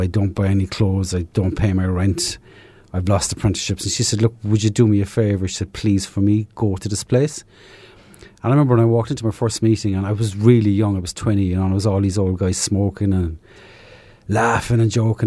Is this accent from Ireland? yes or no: yes; south of Ireland, Ireland; moved away; Originally from, uh, south of Ireland